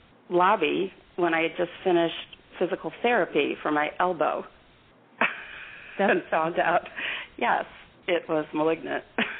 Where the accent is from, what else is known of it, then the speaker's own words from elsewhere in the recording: St. Louis, Missouri, United States; I am so excited, and I'm also so excited because I have to tell you, I'm from St. Louis, Missouri.